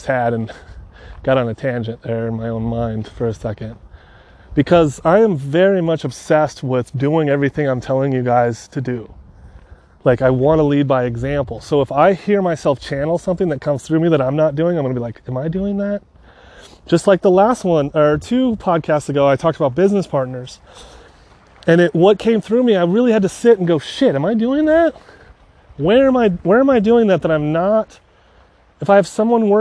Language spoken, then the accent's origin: English; San Francisco area, California, United States; I'm from California, San Francisco area. Technically a little bit south, east.